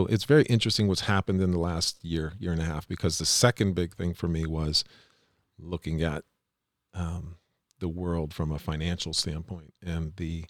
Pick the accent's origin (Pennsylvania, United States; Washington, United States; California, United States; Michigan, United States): Pennsylvania, United States; Pittsburgh; I grew up in Pittsburgh, had a lot of success.